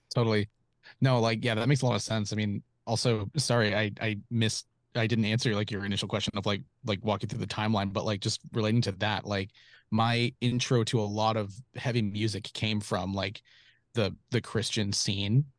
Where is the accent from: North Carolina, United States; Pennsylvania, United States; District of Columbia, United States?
North Carolina, United States; Charlotte; moved away as an adult; also born or lived in Raleigh, North Carolina; now in Los Angeles, United States; I'm from, from Charlotte, like kind of south-ish Charlotte, um, like Providence, Ballantine area